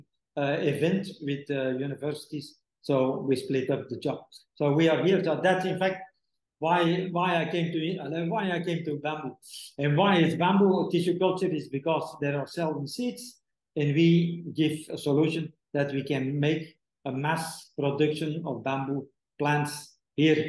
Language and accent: English; Belgium; moved away as an adult; now in Indonesia; my hometown in Belgium